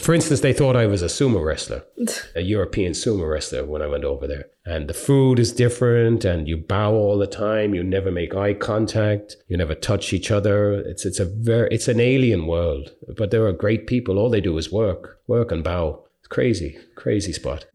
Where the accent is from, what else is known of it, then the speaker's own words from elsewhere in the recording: Ireland; being Irish